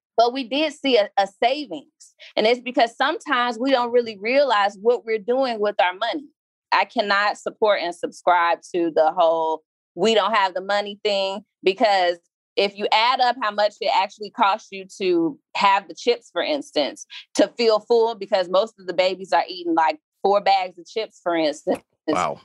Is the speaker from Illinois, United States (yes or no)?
yes; Chicago, Illinois, United States; I crossed between this neighborhood and 79th and Sangamon same block as Leo High School